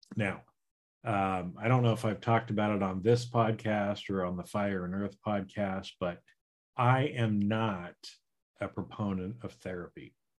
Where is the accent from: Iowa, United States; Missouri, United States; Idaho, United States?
Idaho, United States; now in California, United States; So right now I live in California and I grew up in Idaho